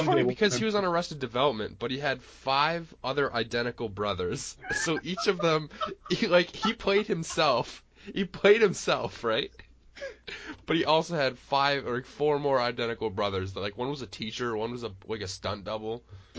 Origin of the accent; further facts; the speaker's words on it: Buffalo, New York, United States; now in Ohio, United States; I'm from Buffalo.